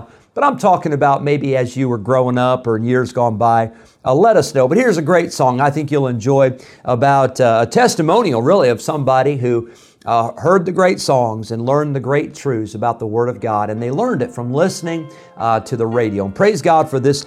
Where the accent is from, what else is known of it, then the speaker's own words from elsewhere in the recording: Rockford, Illinois, United States; now in the South, United States; I grew up in the Midwest